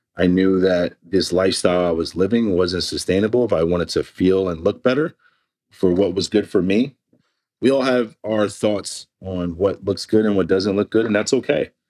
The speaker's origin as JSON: {"language": "English", "town": "New York City", "region": "New York", "country": "United States", "tie": "born or raised there", "said": "I grew up in East Flatbush, where the next meal was whatever the next meal was."}